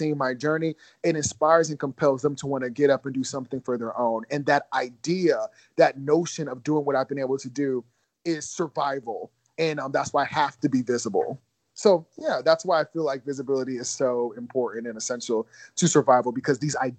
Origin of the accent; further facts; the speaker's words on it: Ohio, United States; moved away as an adult; also born or lived in Georgia; I also went to school in Georgia, even though I grew up in Ohio